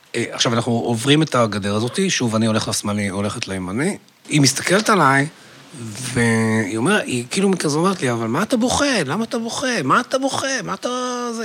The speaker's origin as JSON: {"language": "Hebrew", "town": "Haifa", "region": "Haifa District", "country": "Israel", "tie": "born or raised there", "said": "אני גדלתי בחיפה"}